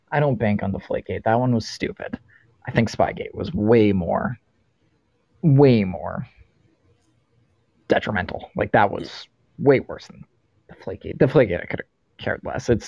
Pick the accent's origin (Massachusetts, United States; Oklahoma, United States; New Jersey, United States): Massachusetts, United States; Boston; as a Raiders fan growing up in Boston